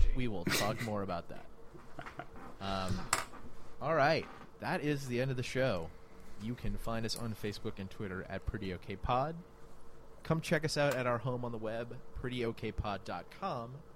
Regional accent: New Orleans, Louisiana, United States; I'm from New Orleans

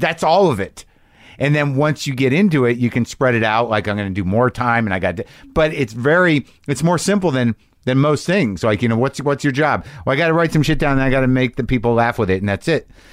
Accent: New Mexico, United States; I grew up in New Mexico

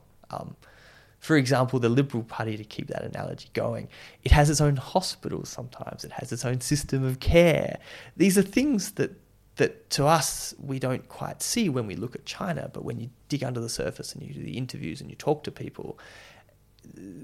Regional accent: Whyalla, South Australia, Australia; I grew up in Wyala, just like between Alice Springs and Adelaide

